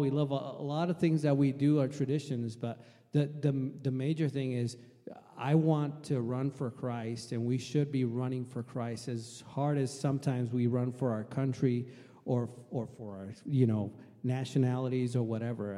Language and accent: English; Puerto Rico; moved away as an adult; also born or lived in Logan, Utah; now in Washington, United States; I was uh, born and raised in Puerto Rico. Um, lived there till I finished my high school in 1995